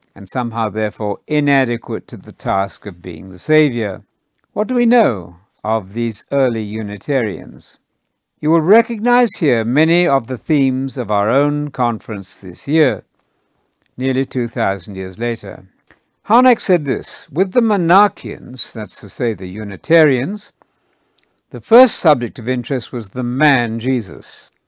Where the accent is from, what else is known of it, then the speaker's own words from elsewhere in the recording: United Kingdom; moved away; Britain, where I grew up in the Church of England